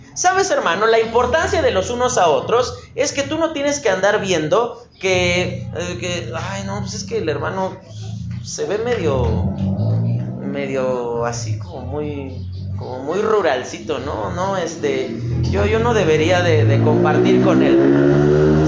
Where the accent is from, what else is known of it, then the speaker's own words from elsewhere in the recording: Mexico City, Mexico; como buen chilango